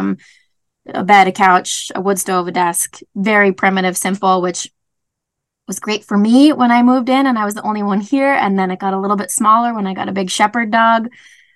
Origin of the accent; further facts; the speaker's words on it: Grand Rapids, Minnesota, United States; moved away as an adult; also born or lived in Florida / Alabama; now in Gunflint Trail, United States; I grew up in Grand Rapids, Minnesota originally